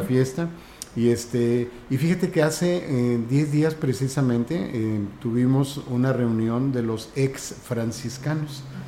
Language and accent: Spanish; Rioverde, San Luis Potosí, Mexico; moved away; yo soy de Río Verde